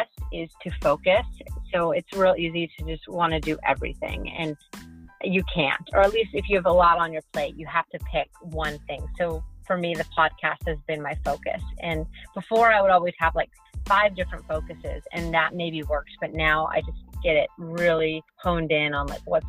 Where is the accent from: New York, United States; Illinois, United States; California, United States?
California, United States; San Diego; moved away as an adult; also born or lived in Nashville, Tennessee / Greenville, Mississippi; I'm from San Diego